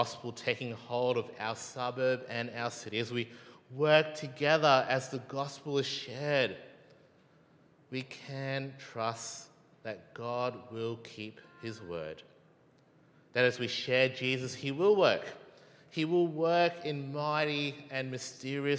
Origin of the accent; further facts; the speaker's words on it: Malaysia; I'm Malaysian